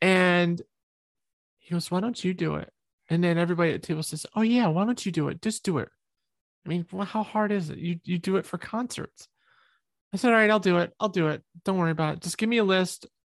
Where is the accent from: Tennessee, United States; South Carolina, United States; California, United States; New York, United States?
New York, United States; I'm from New York. I say the F word a lot